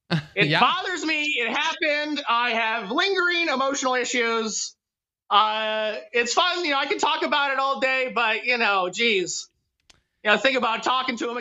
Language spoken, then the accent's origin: English; San Bernardino, California, United States; moved away as an adult; also born or lived in Orange, California; now in Orange County, United States; I was born in Orange. I grew up in the Inland Empire, San Bernardino, California